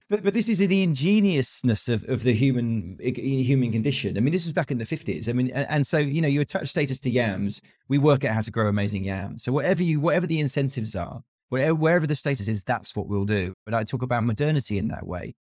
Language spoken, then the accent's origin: English; United Kingdom; being a Brit